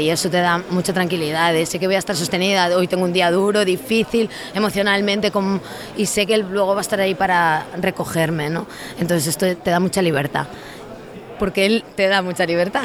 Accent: Lugo, Galicia, Spain; yo soy de una zona de Lugo, de interior

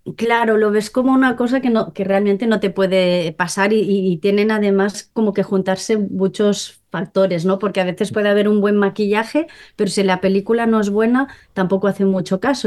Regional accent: Molins de Rei, Catalonia, Spain; yo soy de, de Molins de Rey, ¿no? De un pueblo cerca de Barcelona

